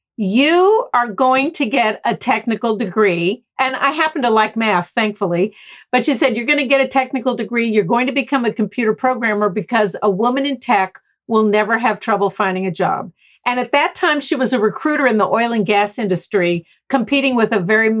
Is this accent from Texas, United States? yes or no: yes; Houston, Texas, United States; I was born down in Houston, Texas, with two parents from the East Coast.